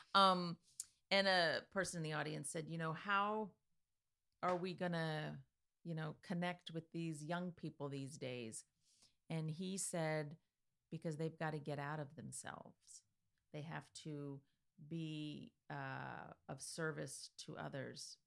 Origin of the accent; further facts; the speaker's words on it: Easton, Pennsylvania, United States; also born or lived in California; I was born in California and, you know, blah-de-blah. We ended up in Easton